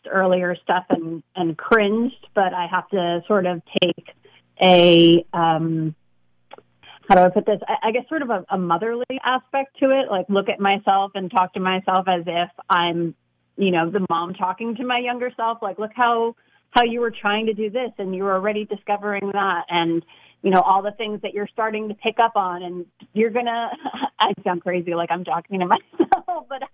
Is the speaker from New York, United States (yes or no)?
yes; New York City, New York, United States; Born and raised in Brooklyn, like you said, went to NYU